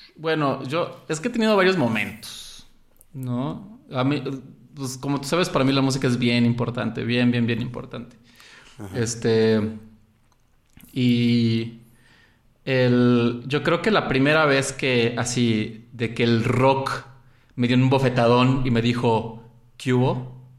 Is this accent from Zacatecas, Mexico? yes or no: no; Xalapa, Veracruz, Mexico; also born or lived in Mexico City; crecí en Jalapa y me crié, por así decirlo, y aunque nací en el DF, toda mi, primaria hasta la prepa estuve en Jalapa